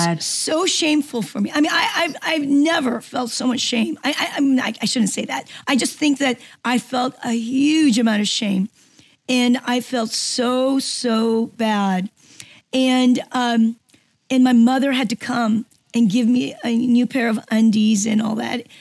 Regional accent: Seoul, South Korea; English is a second language; moved away; It was at a military school in uh, Seoul, Korea. So I was one of the few Korean, um, native Koreans in, um, in a U.S. Army military school. So I, I, it wasn't even my first language.

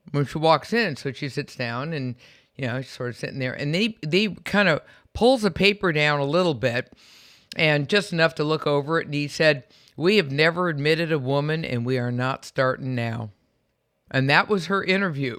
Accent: San Francisco, California, United States; moved away as an adult; also born or lived in Berkeley, California / Midwest / Washington D.C.; I'm from San Francisco.

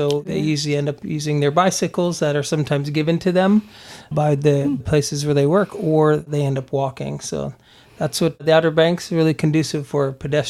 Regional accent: Germany; also born or lived in Texas, United States / Pennsylvania, United States; But I was born in Texas and raised in Germany.

